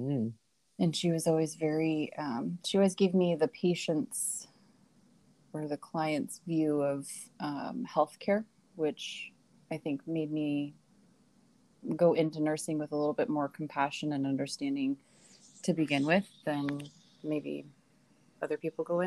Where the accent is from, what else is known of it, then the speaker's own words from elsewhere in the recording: Oregon, United States; also born or lived in Michigan; I was born and raised in Oregon, American.